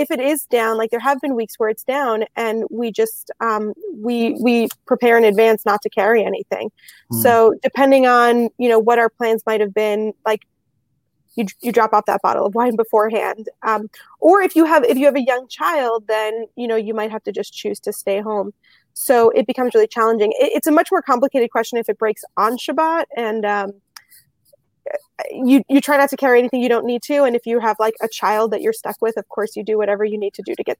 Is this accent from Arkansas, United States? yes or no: no; New York, United States; now in University City, United States; I'm from New York originally.